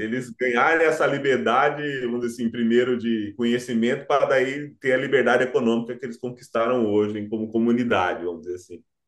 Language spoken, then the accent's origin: Portuguese; Cuiabá, Mato Grosso, Brazil; eu sou cuiabano, exatamente. Eu nasci no estado agro